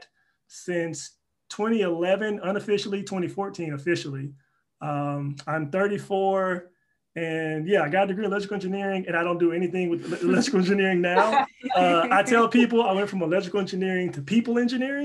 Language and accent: English; Pascagoula, Mississippi, United States; moved away as an adult; now in Texas, United States; I'm born and raised in Pascagoula, Mississippi, which is a small city